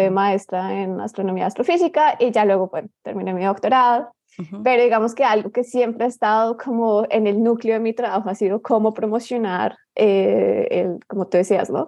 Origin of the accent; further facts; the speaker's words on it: Bogotá, Colombia; moved away; yo soy colombiana, mm. nací en Bogotá